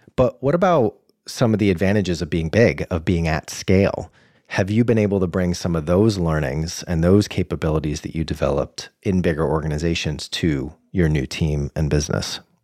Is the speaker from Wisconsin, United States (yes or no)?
no; Boston, Massachusetts, United States; hailing from my hometown of Boston